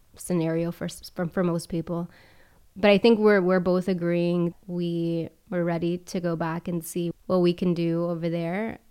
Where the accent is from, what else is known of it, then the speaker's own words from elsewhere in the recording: Charleston, South Carolina, United States; moved away as an adult; also born or lived in Miami, United States / El Salvador (parents); now in Rome, Italy; I grew up in Charleston and I'm in Italy now